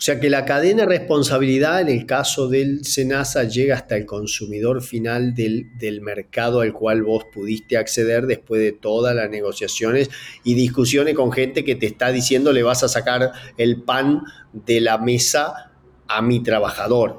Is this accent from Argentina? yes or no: yes; Gualeguaychú, Entre Ríos, Argentina; soy de Argentina, nací en un lugar llamado Gualeguaychú, en la provincia de Entre Ríos